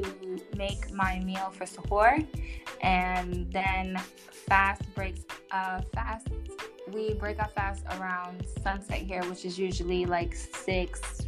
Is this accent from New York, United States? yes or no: yes; New York City, New York, United States; moved away as an adult; now in United Arab Emirates; I'm from Brooklyn, New York. My family is Haitian and Panamanian, and I was raised by a Jamaican stepdad